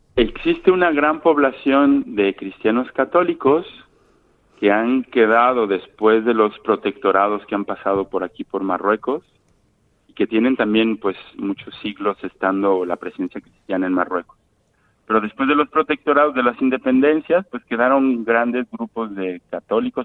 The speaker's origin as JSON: {"language": "Spanish", "country": "Mexico", "moved": "as an adult", "lives_now": "Morocco"}